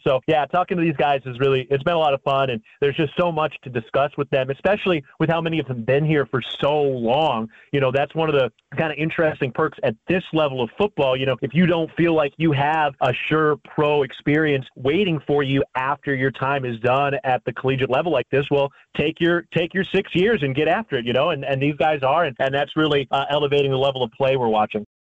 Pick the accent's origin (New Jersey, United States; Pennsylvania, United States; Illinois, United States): Illinois, United States; Chicago; moved away as an adult; also born or lived in Valparaiso, Indiana / Green Bay, Wisconsin; I uh, grew up in Chicago, Illinois.